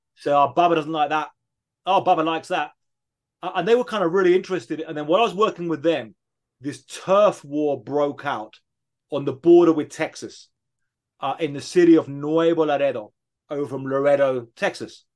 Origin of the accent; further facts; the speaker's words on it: near Brighton, South East England, United Kingdom; moved away as an adult; now in Mexico; I grew up in England uh, near a city called Brighton, 1980s, early 1990s